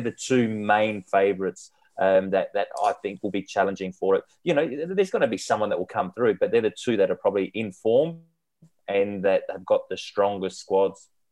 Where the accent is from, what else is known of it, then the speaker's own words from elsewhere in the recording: Australia; being Australian